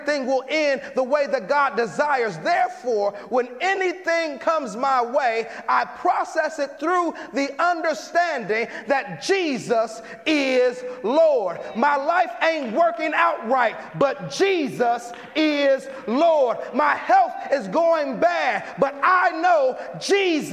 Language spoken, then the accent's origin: English; Chicago, Illinois, United States; now in San Jose, United States; I'm from Chicago